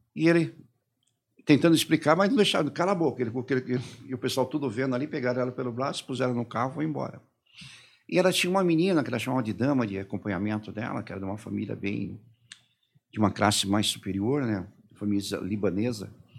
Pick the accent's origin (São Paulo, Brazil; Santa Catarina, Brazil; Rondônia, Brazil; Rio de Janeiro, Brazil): São Paulo, Brazil; Comecei a fazer aqui em São Paulo, eu sou de São Paulo